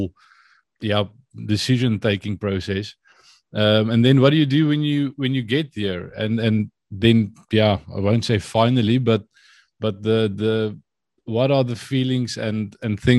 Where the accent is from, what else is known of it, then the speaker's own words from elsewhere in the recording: Vanderbijlpark, Gauteng, South Africa; moved away as an adult; also born or lived in Potchefstroom; now in Netherlands; born and raised in Gauteng.